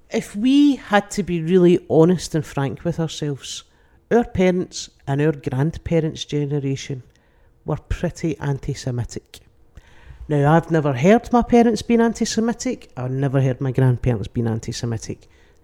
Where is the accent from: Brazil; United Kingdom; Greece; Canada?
United Kingdom; England; There is that, but I am English.